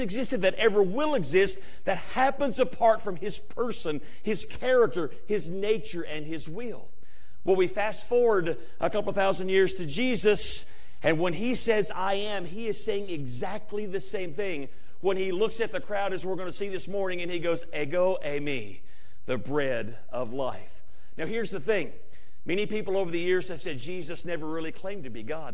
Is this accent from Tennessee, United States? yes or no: yes; Tennessee, United States; now in Kentucky, United States; I grew up in Tennessee and I live in Kentucky